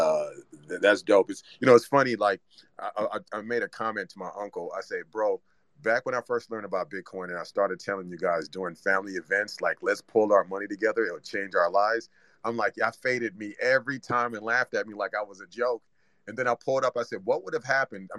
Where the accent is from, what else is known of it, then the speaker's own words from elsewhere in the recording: Zimbabwe; moved away; we're both immigrants, right? Or, you know, I'm from Zimbabwe